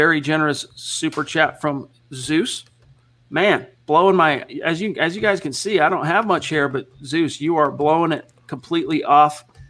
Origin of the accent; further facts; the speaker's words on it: Hawaii, United States; I'm Hawaiian and Samoan.